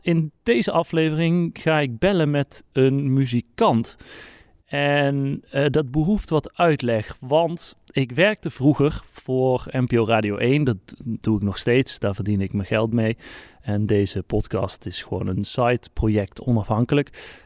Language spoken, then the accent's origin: Dutch; North Brabant, Netherlands; accent: soft G; ik ben gewoon een Brabander en wij praten nou eenmaal gewoon met een zachte G.